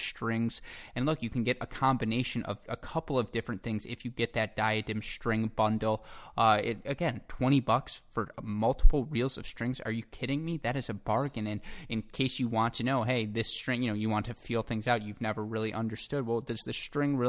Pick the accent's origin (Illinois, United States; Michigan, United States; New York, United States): Michigan, United States; I grew up in the Midwest